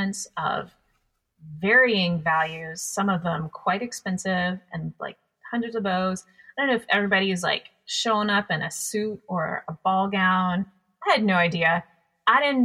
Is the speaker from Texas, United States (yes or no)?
yes; Texas, United States; moved away; I'm from Texas